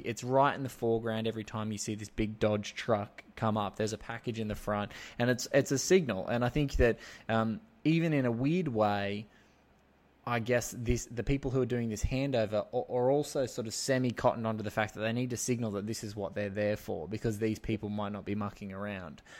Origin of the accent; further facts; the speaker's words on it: Sydney, New South Wales, Australia; I'm from Sydney